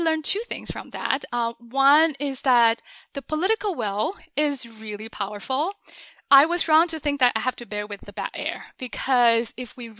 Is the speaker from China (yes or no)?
yes; China; moved away as an adult; also born or lived in Beijing; now in United States; I grew up in China and I went to college in Beijing.